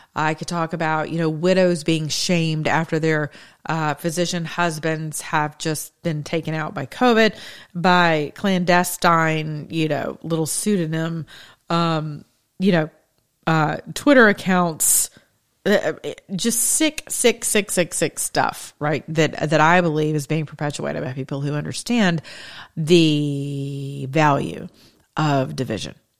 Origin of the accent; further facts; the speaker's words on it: United States; as American citizens